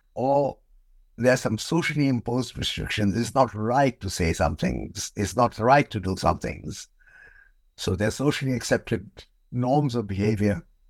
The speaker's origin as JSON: {"language": "English", "country": "India", "tie": "born or raised there", "moved": "as an adult", "lives_now": "United Kingdom", "said": "I was born in India, and, um, I came to Britain many years ago as a P H D student, um, and I just stayed on."}